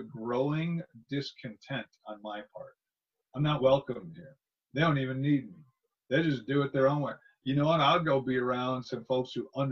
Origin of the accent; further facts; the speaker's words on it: Wisconsin, United States; I grew up in Wisconsin in a small town.